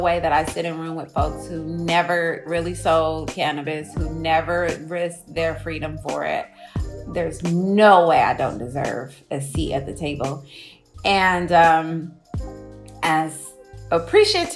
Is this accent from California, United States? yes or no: yes; Oakland, California, United States; I'm from Oakland. I think it is safe to say that cannabis plays a major part in our lifestyle here.